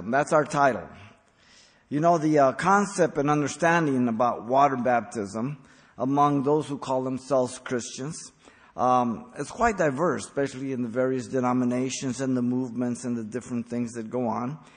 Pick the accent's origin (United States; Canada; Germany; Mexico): Mexico; Mexico City; born there; I was raised a Catholic. I was born in Mexico City. I was a Catholic till 23 years old till the Lord saved me.